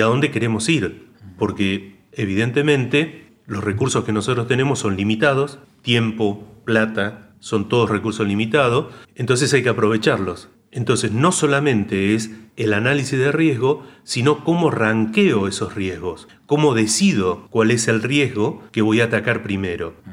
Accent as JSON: {"language": "Spanish", "region": "northern Santa Fe", "country": "Argentina", "said": "yo soy del norte de Santa Fe, soy santafecino"}